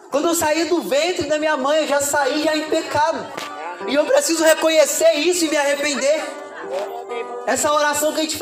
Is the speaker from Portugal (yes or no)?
no; Rio de Janeiro, Brazil; now in São José de Piranhas, Brazil; sou missionário aqui na cidade de São José de Piranhas, vim lá do Rio de Janeiro, estou aqui com vocês.